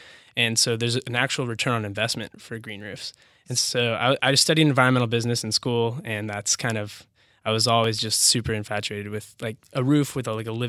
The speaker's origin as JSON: {"language": "English", "town": "Bellevue", "region": "Washington", "country": "United States", "tie": "born or raised there", "said": "I'm from Bellevue. I went to Bellevue High."}